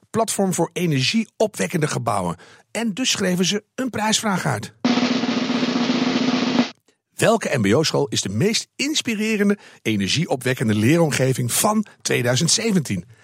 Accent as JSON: {"language": "Dutch", "region": "Groningen", "country": "Netherlands", "said": "Ik kom uit Groningen nu."}